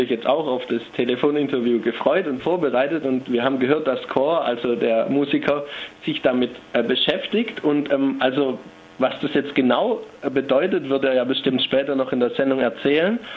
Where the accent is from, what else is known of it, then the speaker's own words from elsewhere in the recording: Stuttgart, Baden-Württemberg, Germany; Ich komme ursprünglich aus Stuttgart, wie man wahrscheinlich meinem Dialekt entnehmen kann.